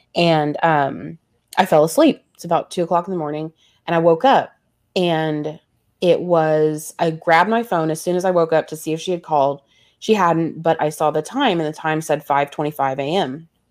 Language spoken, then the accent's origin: English; the Bible Belt, United States; growing up in the Bible Belt